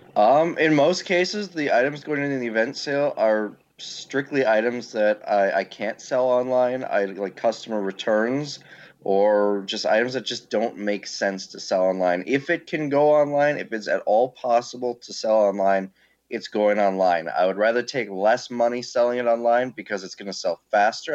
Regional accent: Green Bay, Wisconsin, United States; I got myself a warehouse in Green Bay, my hometown, and started

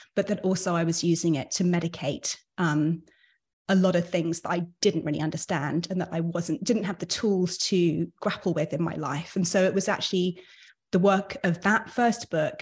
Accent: London, United Kingdom; also born or lived in New York; now in Miami, United States; we're both from London

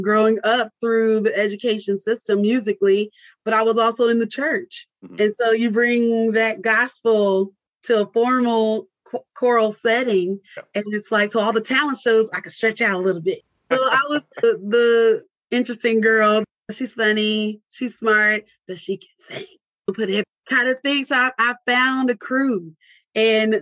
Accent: Mesquite, Texas, United States; also born or lived in California / Louisiana; But even to be raised in a suburb of Dallas, I was not engulfed into the Dallas culture

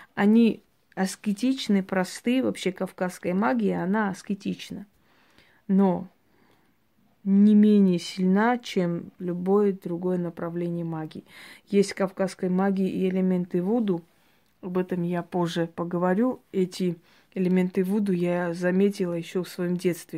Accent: Georgia; я родилась в Грузии

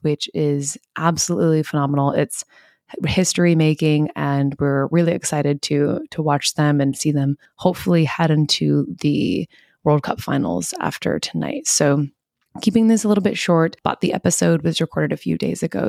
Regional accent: United States; being an American

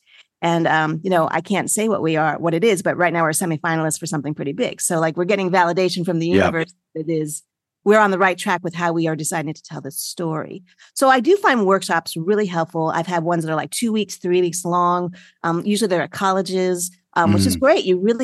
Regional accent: New York, United States; So I am a can-do person. I'm a New Yorker.

